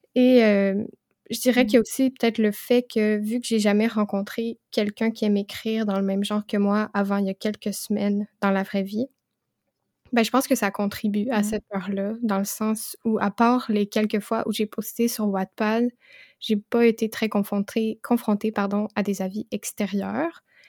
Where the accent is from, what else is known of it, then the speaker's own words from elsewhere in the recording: Quebec, Canada; j'ai 22 ans et je suis québécoise